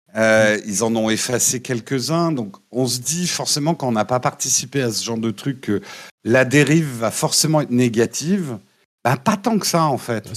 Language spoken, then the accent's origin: French; France; on est des Gaulois désorganisés